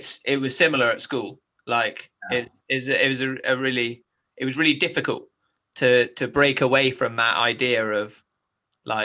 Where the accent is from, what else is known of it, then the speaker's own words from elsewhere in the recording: Scottish Highlands, Scotland, United Kingdom; now in The Witterings, United Kingdom; I grew up in the Highlands of Scotland